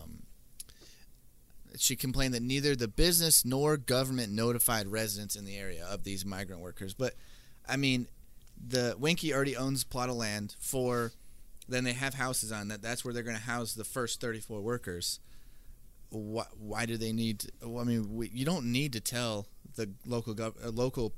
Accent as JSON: {"language": "English", "town": "Comstock", "region": "Michigan", "country": "United States", "tie": "born or raised there", "said": "I grew up in Comstock, so I know that they talk, they might talk weird, but, you know, not southern"}